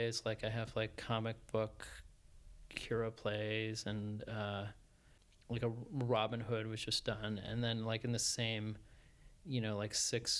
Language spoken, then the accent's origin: English; Colchester, Connecticut, United States; I grew up in Colchester, Connecticut, a small town in Connecticut